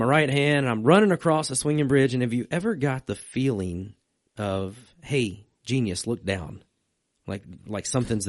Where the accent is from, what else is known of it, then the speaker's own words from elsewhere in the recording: Virginia, United States; See, I grew up in Virginia